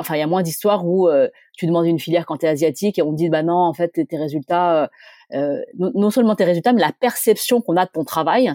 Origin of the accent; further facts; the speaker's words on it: Grenoble, Auvergne-Rhône-Alpes, France; je viens de Grenoble, euh, eh bien, je viens de Grenoble